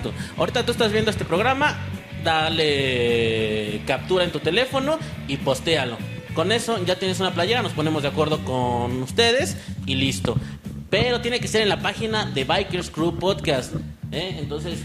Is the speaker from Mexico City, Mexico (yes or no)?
yes; Mexico City, Mexico; Nosotros somos de la Ciudad de México